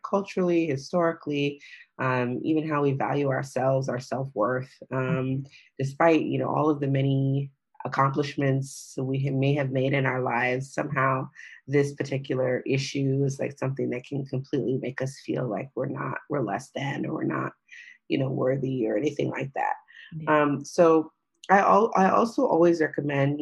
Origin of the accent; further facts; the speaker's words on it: United States; I'm African-American